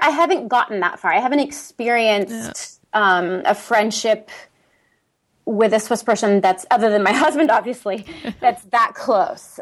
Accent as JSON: {"language": "English", "town": "San Diego", "region": "California", "country": "United States", "tie": "born or raised there", "also_born_or_lived": "Eastern Switzerland", "moved": "as an adult", "lives_now": "Switzerland", "said": "I grew up in San Diego, California."}